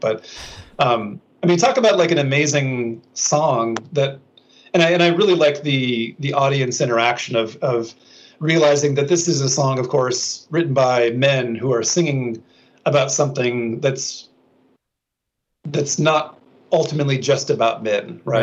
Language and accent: English; Minnesota, United States; moved away as an adult; when i was back in my hometown in minnesota